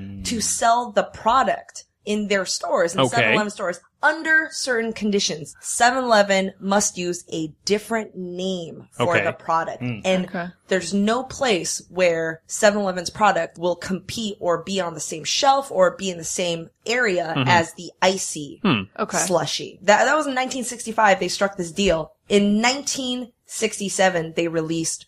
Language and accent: English; Taiwan; moved away; I grew up in Taiwan